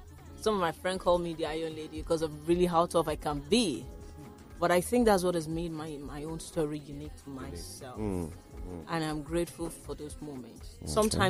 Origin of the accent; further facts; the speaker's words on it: Waterside, Ogun State, Nigeria; You know, and the one from my hometown, Waterside, is one of the best. And part of my plan, really, is to put Waterside garri on the map.